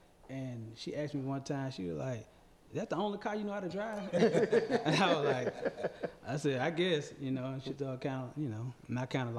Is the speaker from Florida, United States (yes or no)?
no; Hattiesburg, Mississippi, United States; moved away; I was born in Hattiesburg, Mississippi.